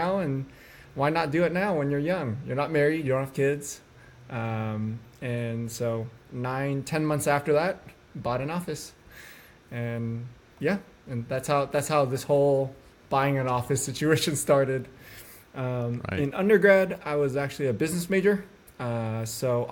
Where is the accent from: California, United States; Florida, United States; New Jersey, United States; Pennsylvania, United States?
California, United States; Northern; I was born and raised in Northern California